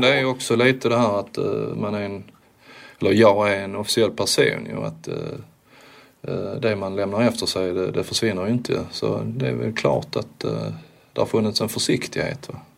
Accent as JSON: {"language": "Swedish", "country": "Sweden", "said": "som svensk då, som första svensk"}